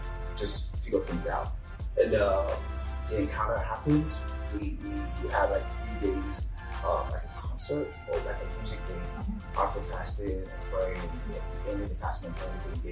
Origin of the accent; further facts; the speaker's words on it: Nigeria; moved away as an adult; now in Bowling Green, United States; I'm Nigerian, for those who don't know. I was in Nigeria back then.